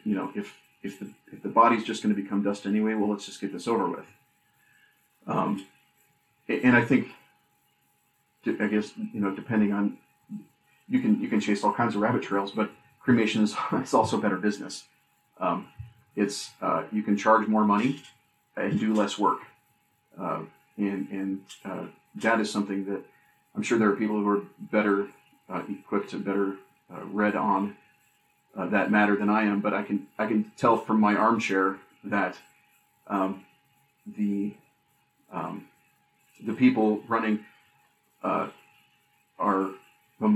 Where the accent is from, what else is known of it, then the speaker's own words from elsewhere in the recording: Minnesota, United States; moved away; the family in Minnesota